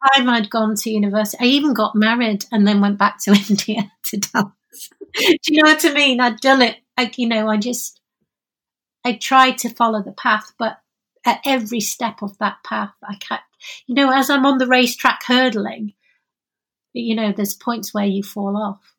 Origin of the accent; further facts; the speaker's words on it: Oldham, North West England, United Kingdom; also born or lived in Openshaw, Manchester; I I was born in Oldham